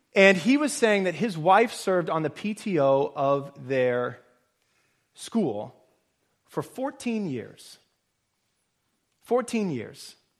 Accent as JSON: {"language": "English", "region": "Nebraska", "country": "United States", "tie": "born or raised there", "moved": "yes", "lives_now": "Boston, United States", "said": "I grew up in Nebraska"}